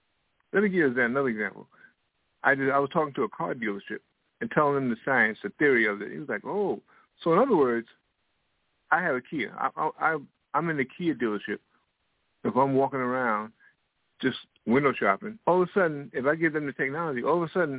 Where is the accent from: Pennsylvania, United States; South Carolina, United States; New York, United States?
New York, United States; also born or lived in Washington, D.C.; now in Florida, United States; I'm from New York and Washington, D.C. I'm presently in Florida. Next year, I'll be moving to Raleigh, North Carolina.